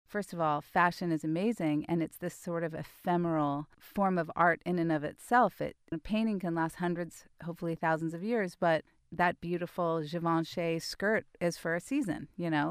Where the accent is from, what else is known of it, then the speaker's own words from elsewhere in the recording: Mill Valley, California, United States; I grew up in Mill Valley in the seventies